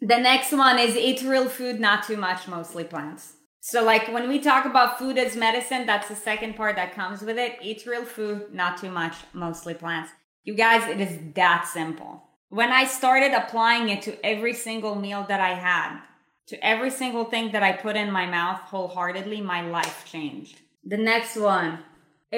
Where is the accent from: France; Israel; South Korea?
Israel; I was brought up in Israel in a Jewish home